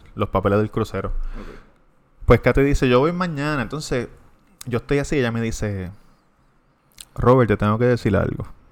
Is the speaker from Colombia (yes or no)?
no; Levittown, Puerto Rico; de Levitown.